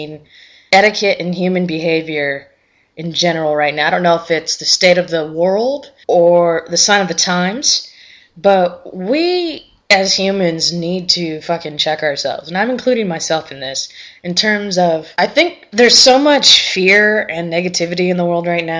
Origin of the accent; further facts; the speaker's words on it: Prescott, Arizona, United States; I actually was born and raised in Prescott, Arizona